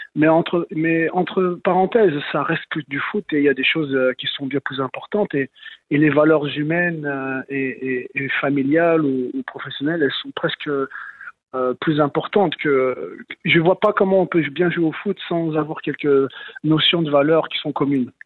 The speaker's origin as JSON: {"language": "French", "town": "Lyon", "region": "Auvergne-Rhône-Alpes", "country": "France", "moved": "as an adult", "lives_now": "Montreal, Canada", "said": "Moi, je suis de Lyon"}